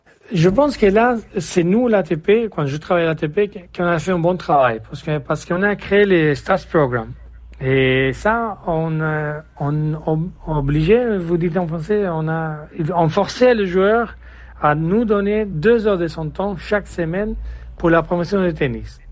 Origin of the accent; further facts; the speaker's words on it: Jerez de la Frontera, Andalusia, Spain; French is a second language; moved away as an adult; also born or lived in Monaco; je suis de Jerez de la Frontera, au sud d'Espagne